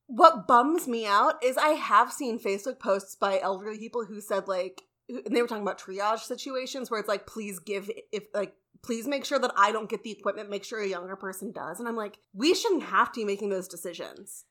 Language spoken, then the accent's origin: English; St. Louis, Missouri, United States; I was raised going to Cardinals games because I lived in St. Louis